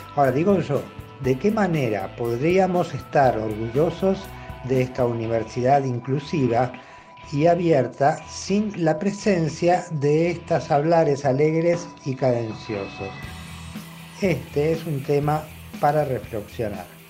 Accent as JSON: {"language": "Spanish", "country": "Argentina", "said": "somos nosotros los argentinos"}